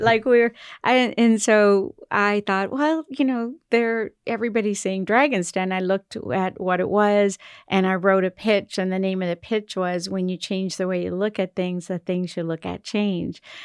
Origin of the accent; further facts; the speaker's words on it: Cape Breton Island, Nova Scotia, Canada; also born or lived in Toronto / Montreal; now in Halifax, Canada; I'm from Cape Breton Island